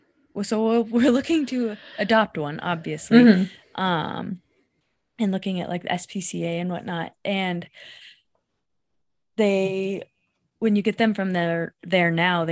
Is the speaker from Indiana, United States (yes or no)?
yes; Indiana, United States; moved away; I'm from Indiana. My family's in Indiana.